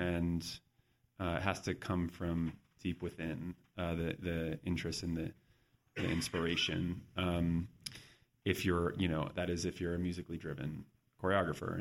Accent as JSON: {"language": "English", "town": "San Diego", "region": "California", "country": "United States", "tie": "born or raised there", "also_born_or_lived": "New York", "moved": "yes", "said": "I grew up in San Diego, so it's a, it's not a big dance town"}